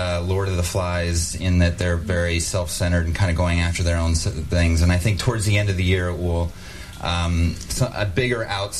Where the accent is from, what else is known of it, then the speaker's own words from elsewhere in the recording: Wyoming, United States; also born or lived in Los Angeles; now in Hawaii, United States; we'd lived there for 9 years, and growing up in Wyoming, I wanted to give my kids an opportunity to be out in the country a little bit more.